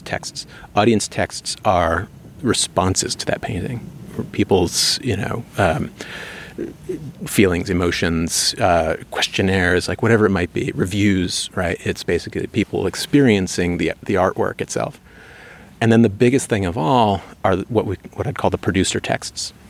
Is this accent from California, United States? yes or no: no; New York, United States; I'm from New York. You know, we have a kind of boisterous art market